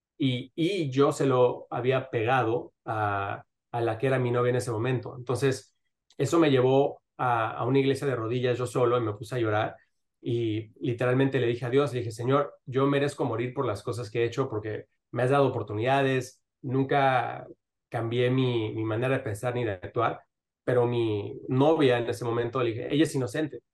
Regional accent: Mexico City, Mexico; moved away as an adult; now in Miami, United States; yo nací en Miami, pero crecí en la Ciudad de México

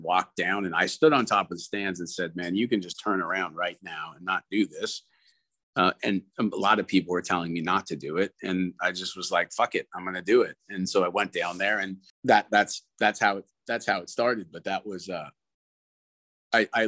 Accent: Canada; I'm Canadian

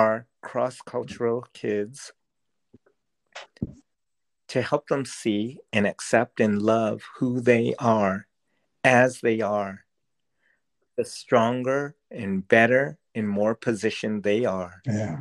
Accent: Rhode Island, United States; Growing up in Rhode Island, I was whitewashed

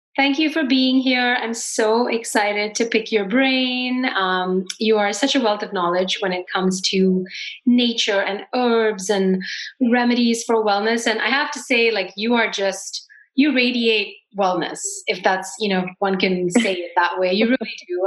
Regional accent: India; I grew up with spices in India

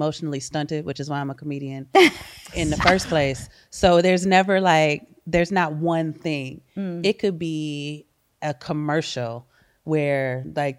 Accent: Minnesota, United States; I'm born and raised in Minnesota

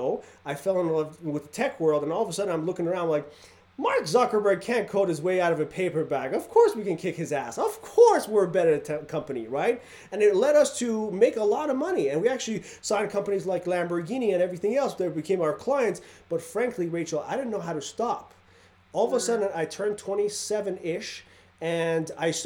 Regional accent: Iran; now in Reno, United States; I grew up in Iran where Saddam Hussein was chemically bombing our towns

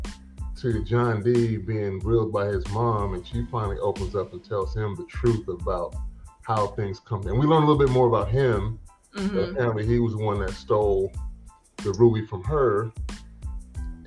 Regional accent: United States; I'm American

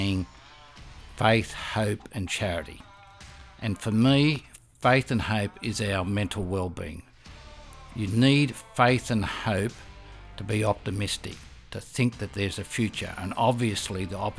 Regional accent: Australia; being Australian and having the characteristic of mates and mateship

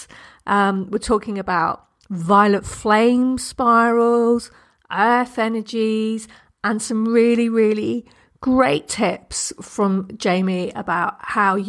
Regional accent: United Kingdom; I'm British

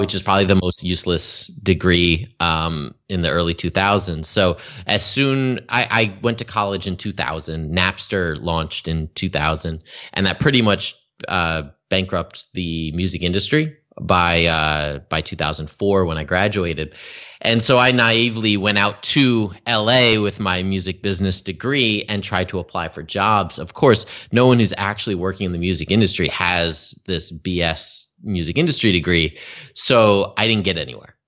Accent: Albany, New York, United States; moved away as an adult; also born or lived in Los Angeles / San Diego / Las Vegas; now in Canada; I grew up in Albany, New York

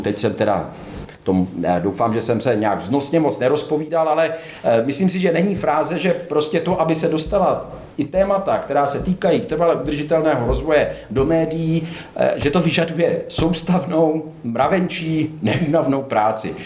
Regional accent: Vysočina Region, Czechia; tam u nás na Vysočině

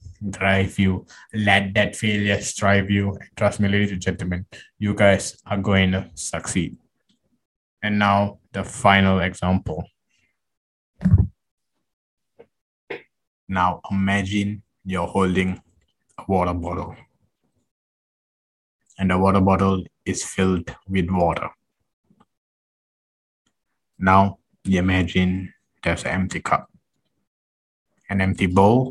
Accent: Malaysia; I'm Malaysian

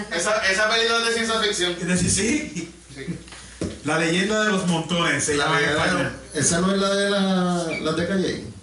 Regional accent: Dominican Republic; soy dominicano.

